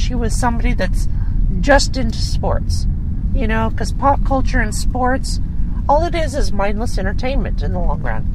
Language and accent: English; United States; I, as an American